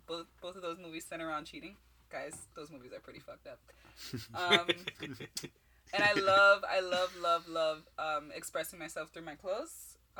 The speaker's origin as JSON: {"language": "English", "town": "Miami", "region": "Florida", "country": "United States", "tie": "born or raised there", "said": "I'm 26 years old. I'm an Aquarius. I'm also a little brown girl. I'm Haitian. Born and raised in Miami."}